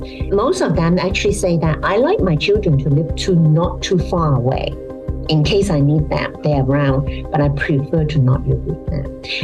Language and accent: English; Hong Kong; If you think about Hong Kong, I mean, I come from Hong Kong.